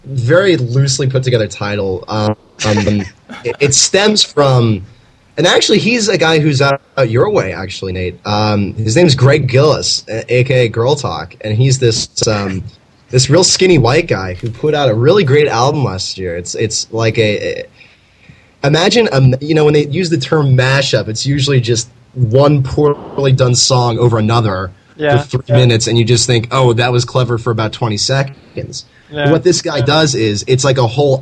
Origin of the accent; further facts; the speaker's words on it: Mohnton, Pennsylvania, United States; Moton, which you and I hail from